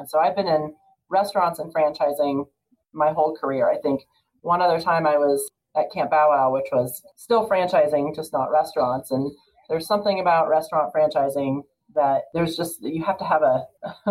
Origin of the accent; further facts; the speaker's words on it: California, United States; moved away as an adult; also born or lived in Boulder, Colorado; now in Colorado, United States; So I grew up in California and I went to school out here in Boulder at CU